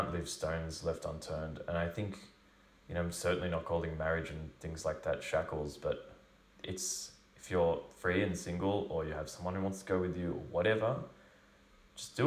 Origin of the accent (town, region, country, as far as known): Australia; moved away